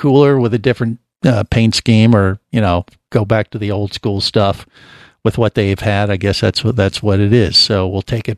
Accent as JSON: {"language": "English", "town": "Cincinnati", "region": "Ohio", "country": "United States", "tie": "born or raised there", "moved": "yes", "lives_now": "Florida, United States", "said": "growing up in Cincinnati"}